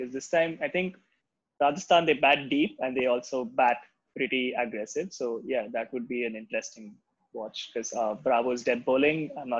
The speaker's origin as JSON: {"language": "English", "country": "South Africa", "said": "As a South African fan, I'm very happy with the way the Proteas have been playing this IPL so far."}